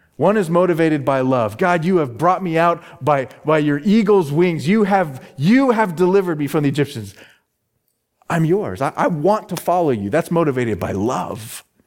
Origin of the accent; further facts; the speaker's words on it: Phoenix, Arizona, United States; my hometown is Phoenix, Arizona